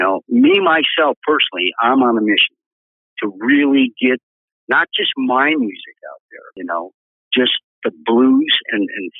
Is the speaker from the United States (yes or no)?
yes; Chicago, Illinois, United States; moved away as an adult; Chicago's still my hometown, even though I don't live there. I consider Chicago my home.